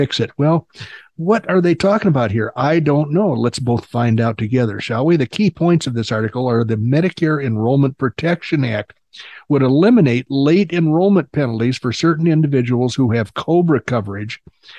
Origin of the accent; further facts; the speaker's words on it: England, United Kingdom; I'm English.